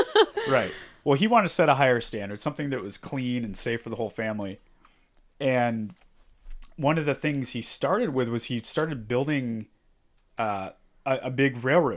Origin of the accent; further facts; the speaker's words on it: San Juan Capistrano, California, United States; we grew up in Fantasyland. That little downtown San Juan, the Mission, that train.